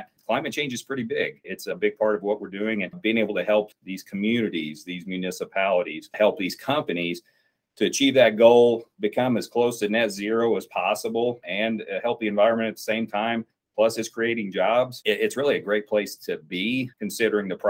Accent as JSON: {"language": "English", "region": "Southern Indiana", "country": "United States", "tie": "born or raised there", "said": "I grew up in Southern Indiana, and it is, I call it coal country of that part of the state"}